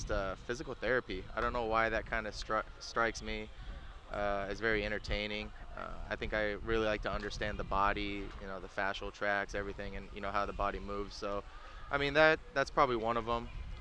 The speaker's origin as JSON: {"language": "English", "town": "Federal Way", "region": "Washington", "country": "United States", "tie": "born or raised there", "also_born_or_lived": "Huntington Beach, California", "moved": "yes", "said": "I grew up in Federal Way, Washington. I was born there up until I moved down to Huntington Beach"}